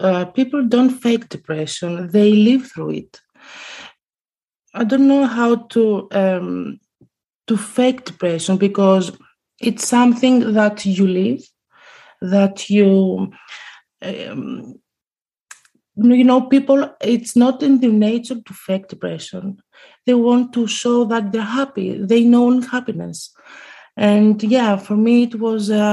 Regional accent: Greece; now in Amsterdam, Netherlands; I'm from Greece

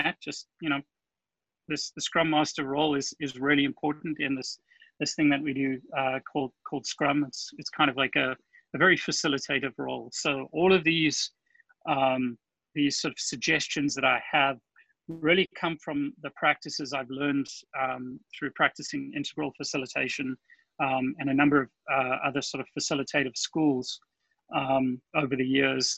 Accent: South Africa; accent: South African; moved away as an adult; also born or lived in California; now in Florida, United States; My accent is South African. I moved to the US in 2000

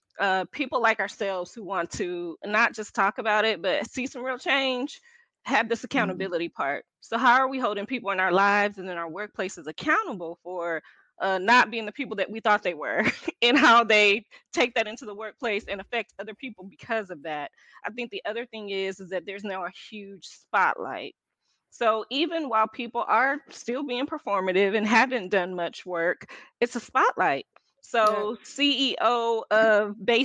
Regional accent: Texas, United States; I'm from Texas

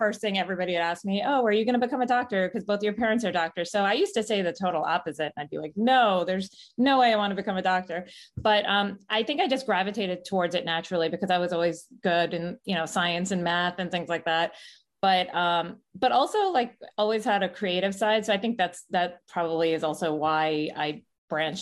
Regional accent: New York, United States; moved away as an adult; now in Fort Lauderdale, United States; I'm from New York, but I moved to Fort Lauderdale, Florida 8 years ago

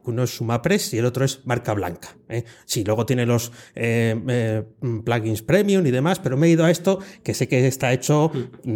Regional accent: Province of Valladolid, Castile and León, Spain; en la provincia de Valladolid. Voy a hacer un poco promoción de mi tierra

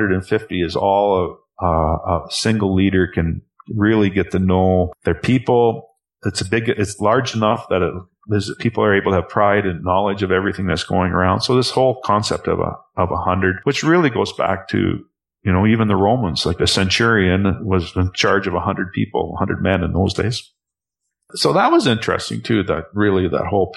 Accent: Canada; also born or lived in Calgary; as a Canadian

